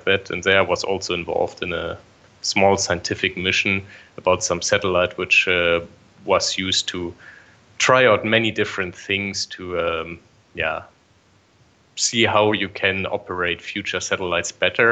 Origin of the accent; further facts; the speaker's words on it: Bremen, Germany; now in Darmstadt, Germany; Originally, I'm from Bremen